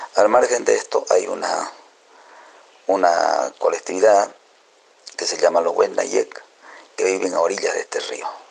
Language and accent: Spanish; Bolivian Gran Chaco, Tarija, Bolivia; moved away as an adult; also born or lived in La Paz; cuando me fui del Chaco, me fui a estudiar hacia, La Paz y empezar mi carrera como compositor